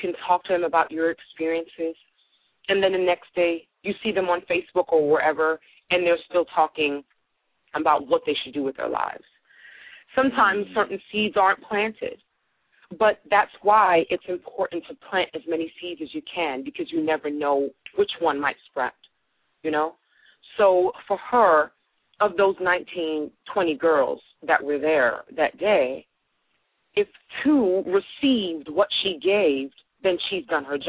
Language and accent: English; Brooklyn, New York, United States; I was a kid from Brooklyn, had no idea what I was getting myself into